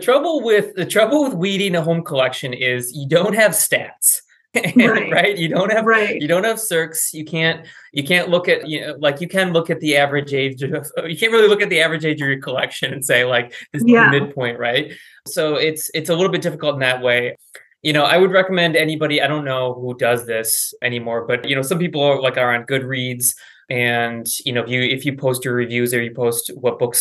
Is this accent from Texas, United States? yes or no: no; Wisconsin, United States; I grew up in Wisconsin